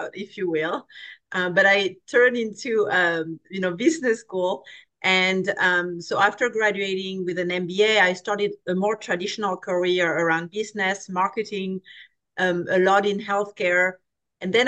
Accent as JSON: {"language": "English", "country": "France", "tie": "born or raised there", "moved": "as an adult", "lives_now": "California, United States", "said": "I grew up in France, so a very different culture from the American culture. I came to California when I was 21"}